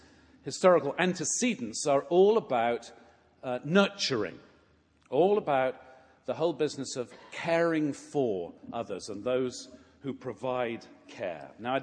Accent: England, United Kingdom; moved away; growing up in England, I attended a parish in the village where I sang in the choir

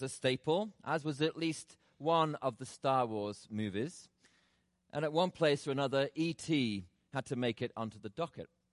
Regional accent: England, United Kingdom; now in Atlanta, United States; Growing up in England as a child

